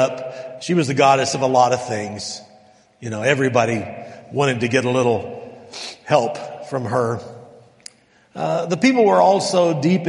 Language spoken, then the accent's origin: English; El Paso, Texas, United States; moved away; I grew up in El Paso